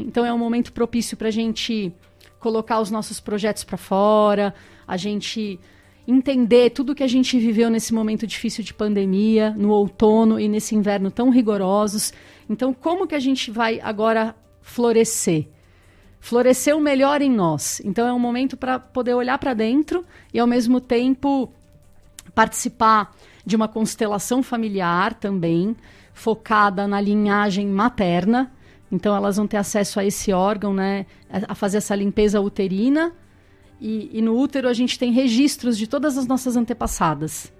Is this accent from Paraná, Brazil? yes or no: no; São Paulo, Brazil; now in Botucatu, Brazil; eu sou paulista e vim para Botucatu há seis anos que eu estou morando nessa cidade